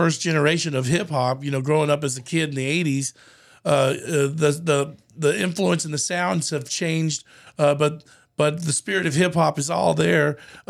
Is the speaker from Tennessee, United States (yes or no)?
no; Austin, Texas, United States; I went to Porter Junior High and Dawson Elementary there on First Street in South Austin. So I was a 78704 kid growing up in South Austin myself.